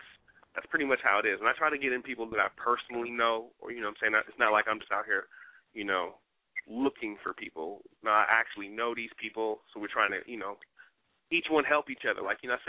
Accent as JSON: {"language": "English", "town": "Newark", "region": "New Jersey", "country": "United States", "tie": "born there", "said": "I got East Coast love, man. I was born in New Jersey, baby. Brick City stand up."}